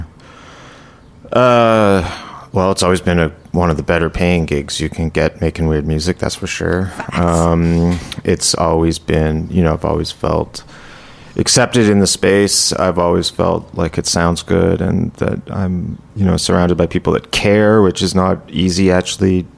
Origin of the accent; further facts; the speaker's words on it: Ottawa, Ontario, Canada; moved away as an adult; also born or lived in Toronto; I grew up in Ottawa and I lived in Toronto a bit before moving